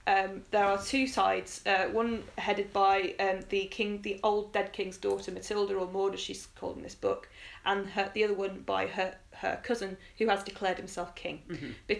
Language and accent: English; England, United Kingdom; as an English kid you kind of learn your kings and queens